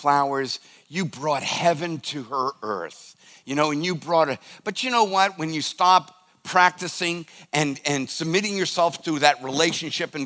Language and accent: English; United States; as an American